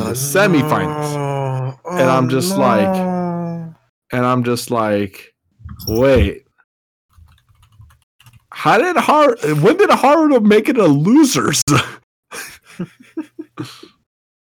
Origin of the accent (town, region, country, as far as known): United States